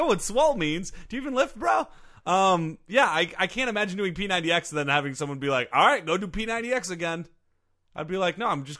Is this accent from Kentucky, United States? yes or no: no; Michigan, United States; I grew up in Michigan